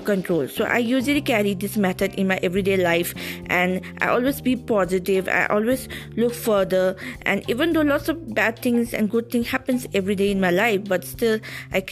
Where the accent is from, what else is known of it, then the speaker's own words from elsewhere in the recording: Kalimpong, West Bengal, India; I'm a small town girl from Kalimpong, Darjeeling. So I'm a local person around here.